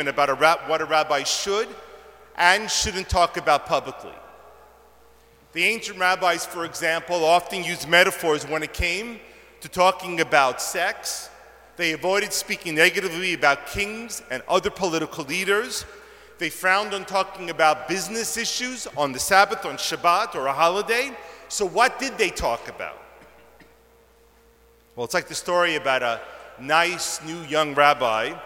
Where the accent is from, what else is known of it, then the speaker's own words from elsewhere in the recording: New York, United States; moved away as an adult; now in Toronto, Canada; I was born and raised in New York, as many of you know, and when I moved up to Toronto 26 years ago